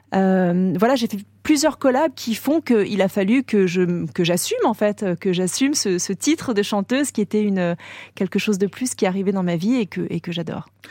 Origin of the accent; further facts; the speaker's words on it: French Polynesia; moved away as an adult; now in Paris, France; Ma vie d'avant, pour moi, c'est Tahiti, c'est mon enfance, c'est là où j'ai grandi